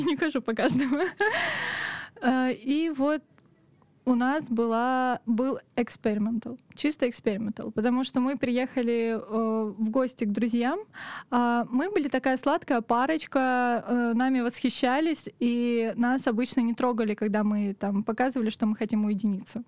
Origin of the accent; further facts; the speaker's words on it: Otradnaya, Krasnodar Krai, Russia; now in Krasnodar, Russia; Я выросла в станице под названием Отрадная.